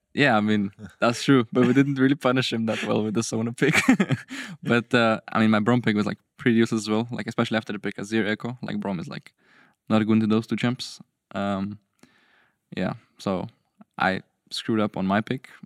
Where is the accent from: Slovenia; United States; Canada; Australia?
Slovenia; I'm from Slovenia